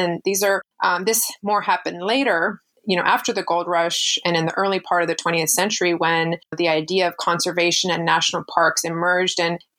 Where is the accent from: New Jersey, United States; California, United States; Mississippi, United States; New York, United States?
California, United States; as a Californian